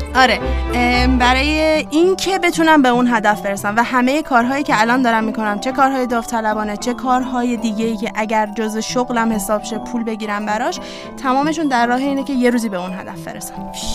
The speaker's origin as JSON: {"language": "Persian", "country": "Iran", "said": "با همین نژاد به عنوان یک ایرانی زندگی کنم"}